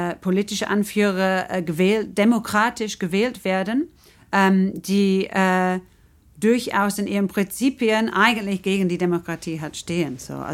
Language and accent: German; England, United Kingdom; German is a second language; also ich komme aus England und sehe es irgendwie so extremer